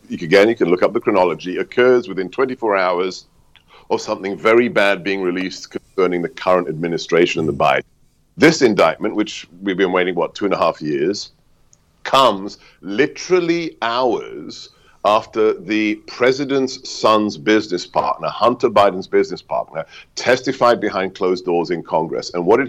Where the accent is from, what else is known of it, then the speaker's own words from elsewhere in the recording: United Kingdom; born there; Yeah, you know me, you know, I was born in Blighty, and for me, this is one of the saddest things of recent years